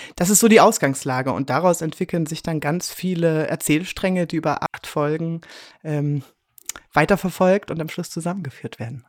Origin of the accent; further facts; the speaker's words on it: Leipzig, Saxony, Germany; also born or lived in Basel; now in Switzerland; Bin äh, geboren in Leipzig